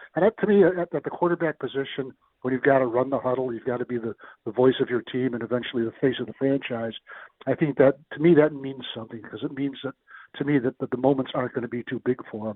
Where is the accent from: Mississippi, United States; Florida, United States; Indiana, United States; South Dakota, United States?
South Dakota, United States; I'm from South Dakota